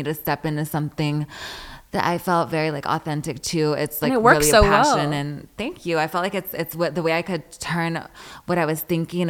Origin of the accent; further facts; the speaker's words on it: Riverside, California, United States; I just lived there for like 6 years when I went to like middle school and high school.